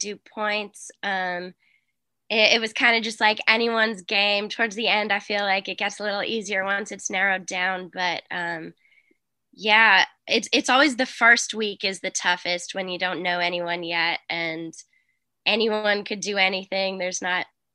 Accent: Boston, Massachusetts, United States; I'm from Boston

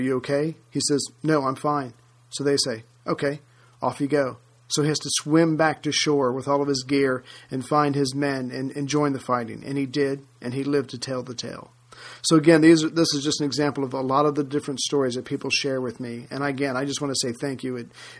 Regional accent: United States; especially being an American

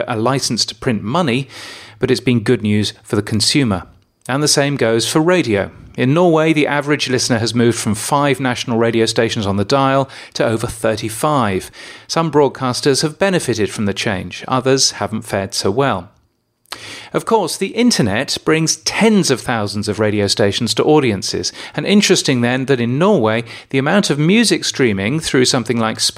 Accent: Brisbane, Queensland, Australia; Or in my hometown of Brisbane, we really don't want the DAB from Brisbane coming into our market

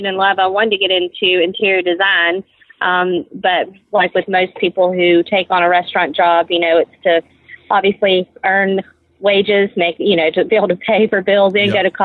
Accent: Macon, Georgia, United States; moved away as an adult; also born or lived in Nassau; I'm from Macon, and I was working there

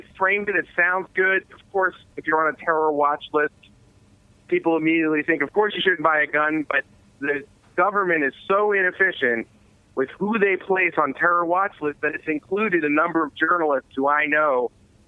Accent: Philadelphia, Pennsylvania, United States; now in Washington, D.C., United States; I'm from Philadelphia

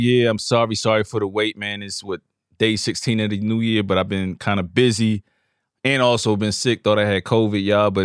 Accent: New York, United States; now in Virginia, United States; I've been away from New York way longer than I grew up there

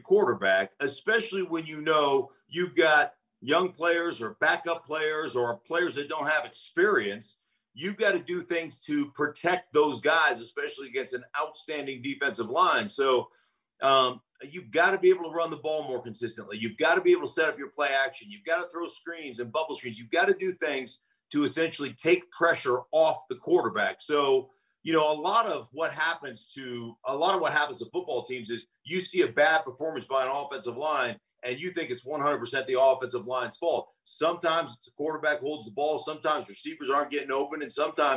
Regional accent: Alaska, United States; I grew up in Alaska.

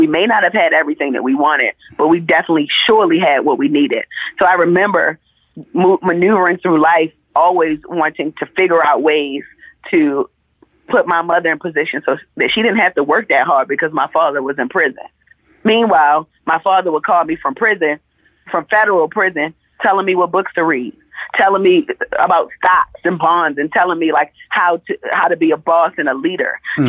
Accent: Jamaica; I'm not a chef. I just like to cook. It's a passion project. I'm Jamaican. I like food.

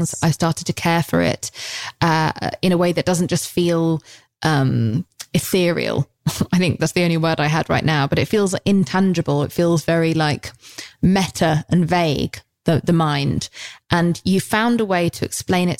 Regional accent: England, United Kingdom; We're English

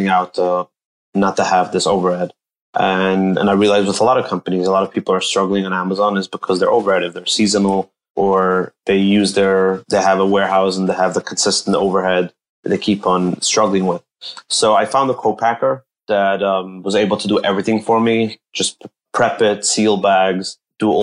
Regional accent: Monsey, New York, United States; also born or lived in Israel; I grew up in Muncie, New York. That's a small town in Rockland County.

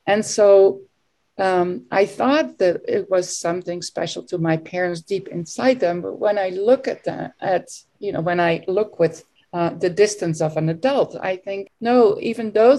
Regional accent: Netherlands; moved away as an adult; also born or lived in United States; now in Belgium; I was raised and born and raised in the Netherlands

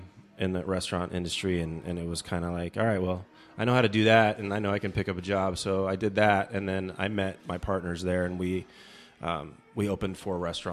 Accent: Des Moines, Iowa, United States; Yep, I grew up in Des Moines. I went to school at Iowa. I went to University of Iowa, and then after college went to Chicago.

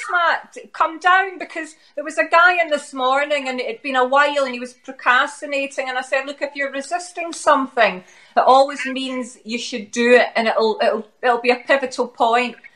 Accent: Glasgow, Scotland, United Kingdom; accent: Glaswegian

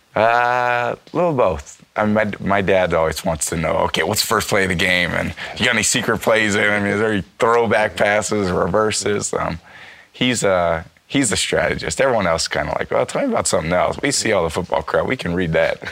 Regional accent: San Francisco, California, United States; I'm from San Francisco

